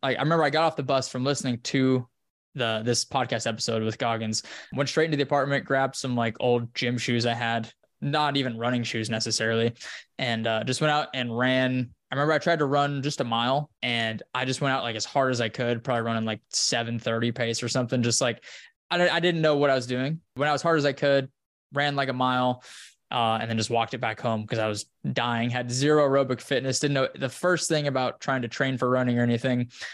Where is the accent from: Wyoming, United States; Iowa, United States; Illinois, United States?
Wyoming, United States; now in Austin, United States; up in the mountains in Wyoming where I'm from, in my hometown